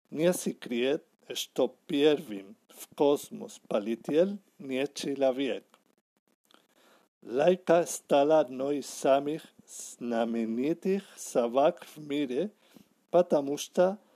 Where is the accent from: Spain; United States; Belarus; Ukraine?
Spain; Barcelona, Catalonia; Russian is a second language; я из Барселоны